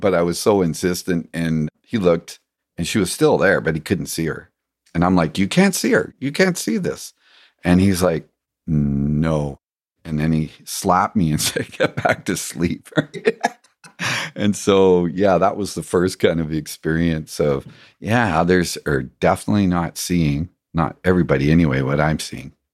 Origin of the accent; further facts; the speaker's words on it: England, United Kingdom; growing up in England, there was a big pond